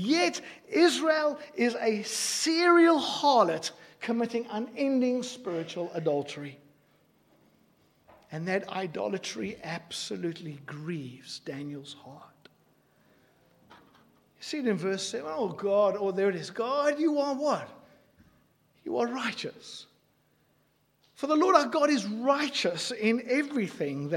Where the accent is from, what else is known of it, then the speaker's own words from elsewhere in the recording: South Africa; I grew up in South Africa. I grew up in apartheid South Africa.